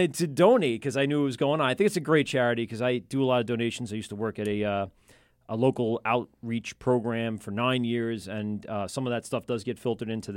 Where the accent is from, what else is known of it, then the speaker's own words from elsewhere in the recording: Amityville, New York, United States; I grew up in Amityville